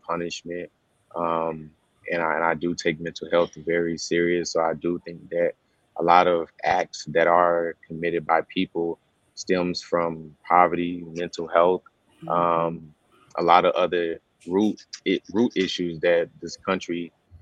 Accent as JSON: {"language": "English", "region": "South Carolina", "country": "United States", "said": "I'm from South Carolina."}